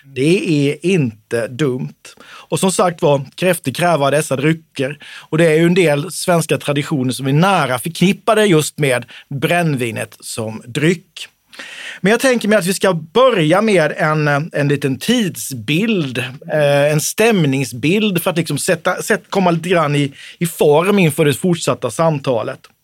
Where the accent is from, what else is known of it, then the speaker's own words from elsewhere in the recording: Småland, Sweden; jag är smålänning